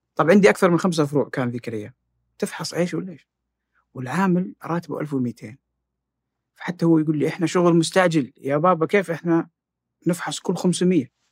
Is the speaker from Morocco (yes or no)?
no; Jeddah, Makkah Province, Saudi Arabia; كان في حي قوي عندنا في جده اسمه الصفا